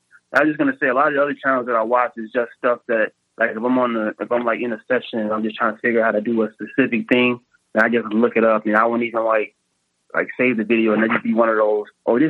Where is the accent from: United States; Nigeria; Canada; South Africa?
United States; Henderson, North Carolina; moved away; He's a producer back in my hometown. He's probably one of the best producers in Henderson, North Carolina.